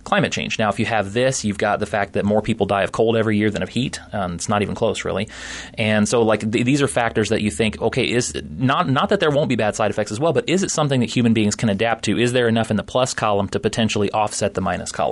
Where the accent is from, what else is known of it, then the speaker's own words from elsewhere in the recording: Florida, United States; now in Iowa, United States; I grew up in Florida, so we lived with it already